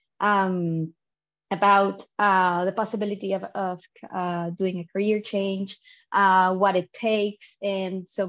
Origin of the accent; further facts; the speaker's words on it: Dominican Republic; now in Barcelona, Spain; I'm from the Dominican Republic, currently based in Barcelona